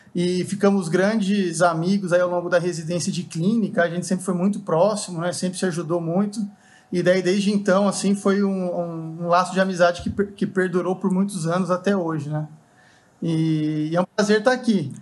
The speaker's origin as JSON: {"language": "Portuguese", "town": "Avaré", "region": "São Paulo", "country": "Brazil", "tie": "born or raised there", "said": "fui para Avaré, que é a cidade onde eu cresci, né? Uma cidade no interior de São Paulo"}